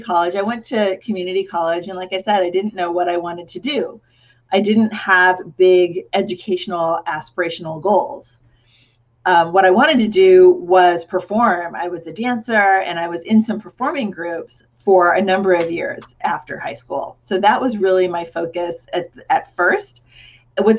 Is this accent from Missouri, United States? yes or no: no; Cupertino, California, United States; when I was growing up in Cupertino, that's the founding birthplace of Apple Computer